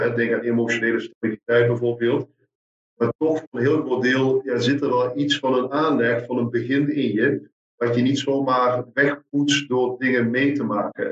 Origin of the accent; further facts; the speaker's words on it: Meerssen, Limburg, Netherlands; also born or lived in Maastricht; ik, ik kom uit Meersen, zuiden des, des lands, in de buurt van, van Maastricht